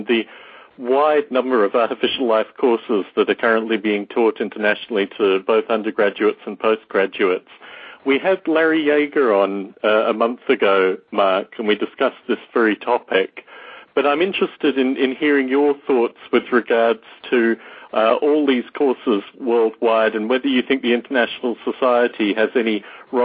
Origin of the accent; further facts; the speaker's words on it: Canberra, Australian Capital Territory, Australia; my hometown of Canberra, Australia